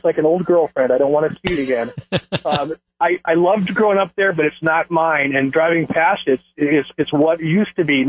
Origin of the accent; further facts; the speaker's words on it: Wauwatosa, Wisconsin, United States; also born or lived in Hagerstown, Maryland; But I was raised after that in Wauwatosa